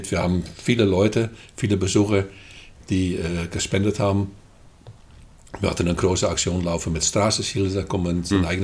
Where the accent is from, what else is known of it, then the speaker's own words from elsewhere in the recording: Netherlands; moved away as an adult; now in Germany; Ja, ich komme aus den Niederlanden. Hm. Ja, oder lieber gesagt Holland, hm. weil ich komme tatsächlich aus Holland.